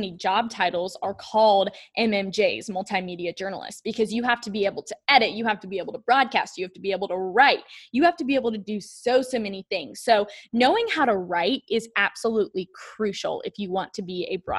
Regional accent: Charlotte, North Carolina, United States; Sam and I were both in our home city of Charlotte

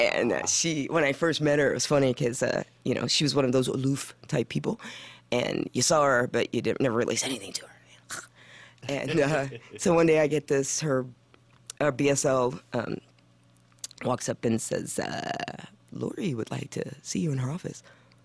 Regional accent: Missouri, United States; Everyone says I'm a Valley girl, but I grew up in Missouri.

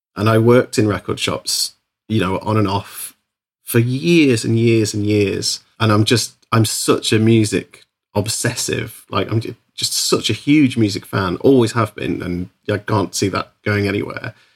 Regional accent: Isle of Man; moved away as an adult; also born or lived in Bristol; now in Liverpool, United Kingdom; I grew up on the Isle of Man and I moved to Bristol when I was about twen, nineteen, twenty

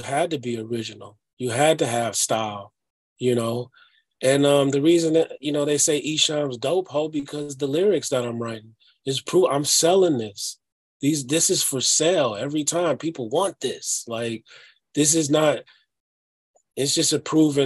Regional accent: Detroit, Michigan, United States; moved away as an adult; also born or lived in Amityville, New York; now in Minneapolis, United States; I grew up in Detroit, it was a city of ruins

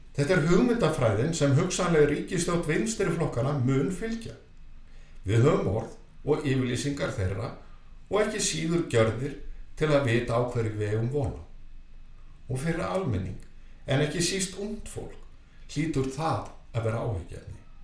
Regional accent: Iceland; við Íslendingar

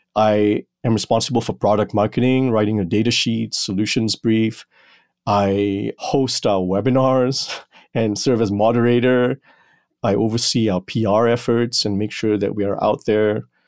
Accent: Malaysia; moved away; growing up in Malaysia

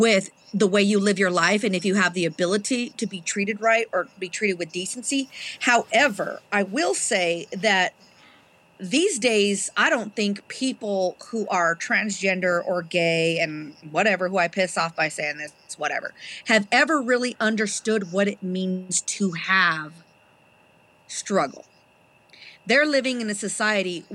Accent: Trinidad, Colorado, United States; I was raised in Trinidad, Colorado

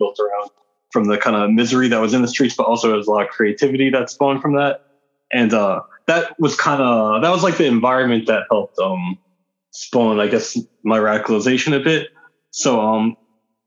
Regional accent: New York City, New York, United States; I grew up in New York City in the 80s and 90s

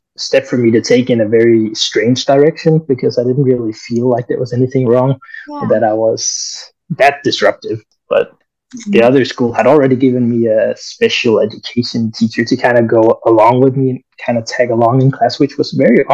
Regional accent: near Copenhagen, Capital Region of Denmark, Denmark; also born or lived in Colombia; I'm adopted from Colombia, actually. So I came to Denmark when I was 1 year old.

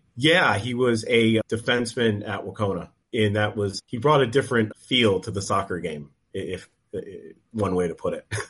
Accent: Western Massachusetts, United States; we're from Western Mass

